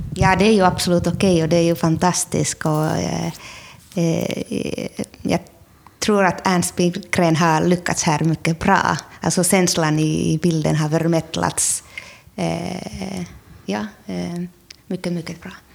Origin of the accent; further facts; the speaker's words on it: Finland; now in Sweden; jag är född i Finland nu har jag flyttat till Sverige 1992, så jag har varit här väldigt lång tid.